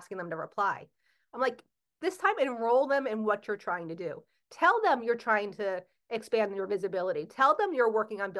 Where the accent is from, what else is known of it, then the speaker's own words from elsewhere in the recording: New Jersey, United States; I'm from Jersey